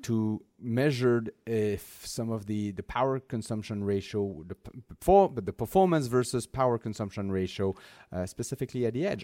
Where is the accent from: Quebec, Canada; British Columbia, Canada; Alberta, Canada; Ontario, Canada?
Quebec, Canada; Montreal; my hometown in Montreal